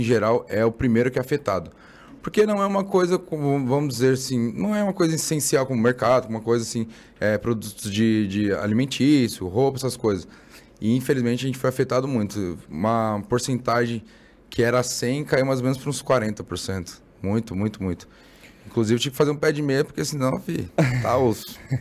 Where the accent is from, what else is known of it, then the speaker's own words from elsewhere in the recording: São Paulo, Brazil; now in Mogi das Cruzes, Brazil; eu nasci na, na Zona Leste, na, em Guaianazes. Guaianazes. Bem lá no, na Leste. Hoje eu moro em Mogi.